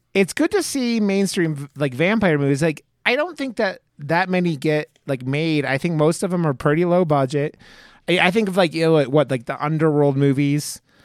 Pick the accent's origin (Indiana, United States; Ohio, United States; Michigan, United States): Ohio, United States; Cleveland; now in Denver, United States; I live in Denver, and I grew up in Cleveland